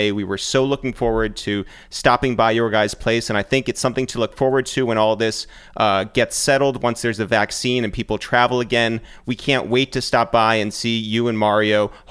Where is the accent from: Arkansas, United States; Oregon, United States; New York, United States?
New York, United States; Um, you know, we're from New York.